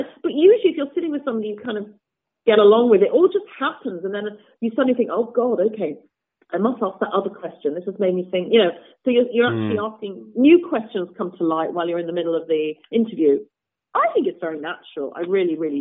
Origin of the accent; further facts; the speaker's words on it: Nottingham, East Midlands, United Kingdom; moved away; also born or lived in New York City; I come from Nottingham. I had a really lovely piano teacher, a very good piano teacher in Nottingham, but I was not doing the Chopin etudes when I was 12 or 13